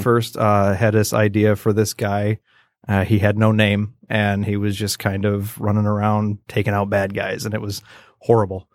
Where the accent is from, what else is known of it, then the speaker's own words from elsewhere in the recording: Roscommon, Michigan, United States; I was born up in a little tiny town called Roscommon, graduated with, like, a hundred and five people or whatever